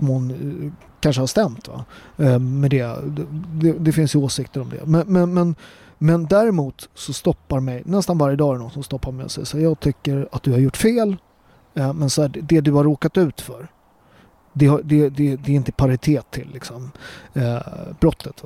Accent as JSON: {"language": "Swedish", "country": "Sweden", "tie": "born or raised there", "said": "Jag är född här och präglad och jag är en fjärdedel svensk"}